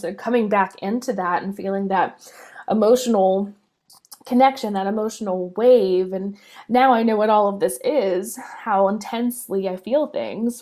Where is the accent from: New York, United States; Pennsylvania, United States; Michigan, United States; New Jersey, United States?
Pennsylvania, United States; Pittsburgh; I'm from Pittsburgh, Pennsylvania in the United States